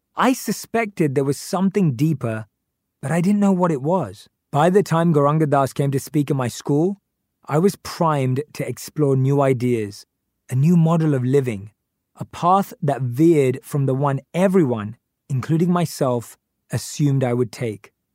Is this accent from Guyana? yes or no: no; London, United Kingdom; I grew up in North London with my parents and my younger sister